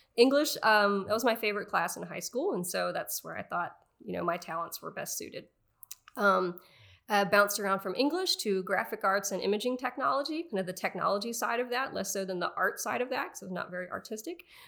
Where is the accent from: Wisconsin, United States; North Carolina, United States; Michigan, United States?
North Carolina, United States; Raleigh; moved away; grew up outside of Raleigh, North Carolina